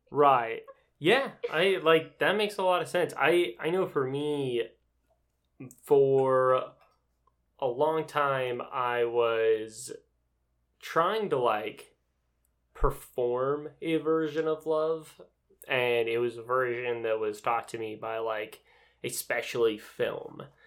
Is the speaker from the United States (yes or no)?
yes; Utah, United States; moved away; I grew up in Utah